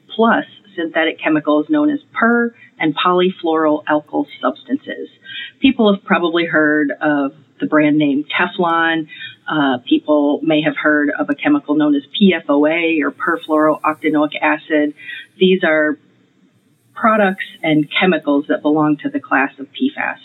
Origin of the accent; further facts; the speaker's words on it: Michigan, United States; I grew up in Michigan. I grew up eating Great Lakes fish or or inland lake fish